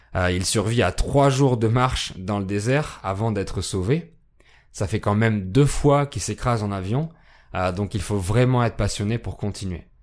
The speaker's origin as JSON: {"language": "French", "country": "France", "said": "je suis français"}